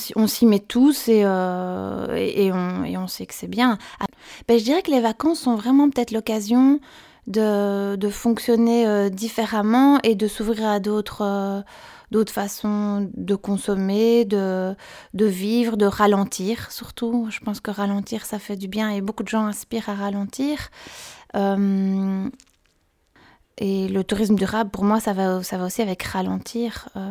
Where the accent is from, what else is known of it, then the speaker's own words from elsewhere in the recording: Belgium; je viens de Belgique